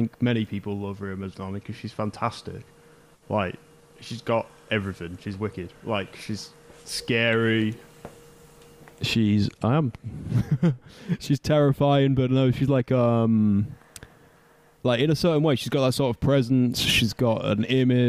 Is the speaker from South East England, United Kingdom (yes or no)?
no; Scunthorpe, Yorkshire and the Humber, United Kingdom; I grew up in Scunthorpe